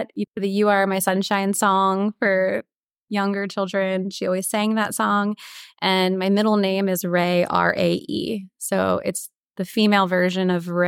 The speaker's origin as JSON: {"language": "English", "town": "Lancaster", "region": "Pennsylvania", "country": "United States", "also_born_or_lived": "Orlando, Florida / Philadelphia, Pennsylvania / St. Thomas, U.S. Virgin Islands / Northern Virginia", "moved": "as an adult", "lives_now": "Grand Cayman", "said": "I'm from Lancaster, Pennsylvania, and left right after high school"}